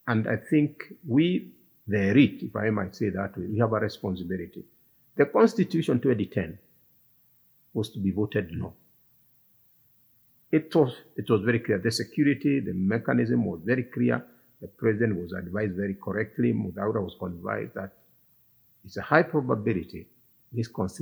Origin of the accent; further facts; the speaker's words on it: Kiambu County, Kenya; I come from Kiambu